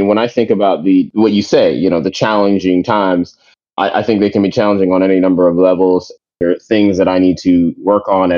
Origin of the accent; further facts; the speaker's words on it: United States; also born or lived in New York / Maryland / Jamaica (family); I'm a first generation American. My family, we're from Jamaica. So my brothers and I were born here in New York and in Maryland, near Washington, D.C.